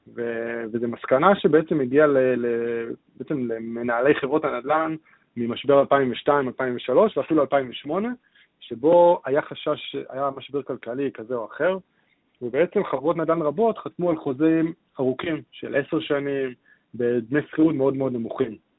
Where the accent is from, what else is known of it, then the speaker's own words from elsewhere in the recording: Israel; אנחנו כישראלים